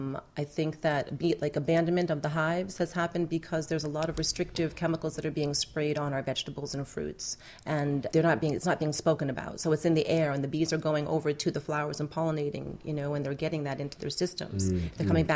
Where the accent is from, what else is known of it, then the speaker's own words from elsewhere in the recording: New England, United States; now in Miami, United States; New England.